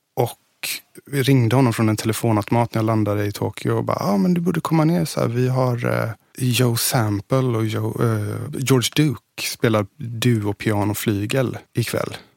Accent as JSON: {"language": "Swedish", "town": "Gothenburg", "region": "Västra Götaland", "country": "Sweden", "tie": "born or raised there", "also_born_or_lived": "Billdal, Sweden", "said": "I Göteborg. I, född i Masthugget och uppvuxen okay. i Majorna, Kungsladugård"}